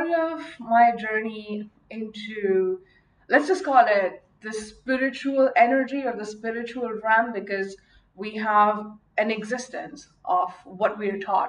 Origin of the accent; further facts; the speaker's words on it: Mumbai, Maharashtra, India; I grew up in Mumbai, India